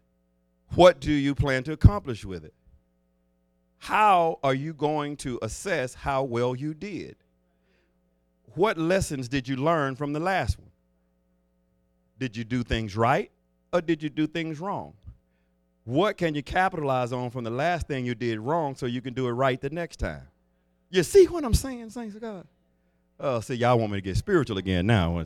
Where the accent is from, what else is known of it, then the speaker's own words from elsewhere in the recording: the South, United States; I was raised in the South